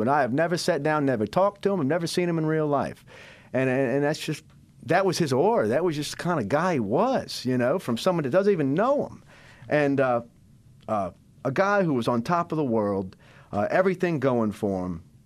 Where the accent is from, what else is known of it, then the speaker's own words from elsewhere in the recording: Biloxi, Mississippi, United States; I'm born and raised in Biloxi, Mississippi.